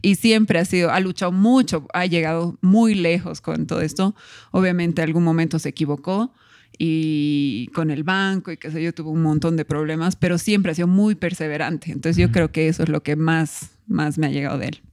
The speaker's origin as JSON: {"language": "Spanish", "region": "Cochabamba", "country": "Bolivia", "tie": "born or raised there", "also_born_or_lived": "La Paz, Bolivia", "said": "vivíamos en La Paz, yo nací en La Paz y nos vinimos a Cochabamba con mi mamá"}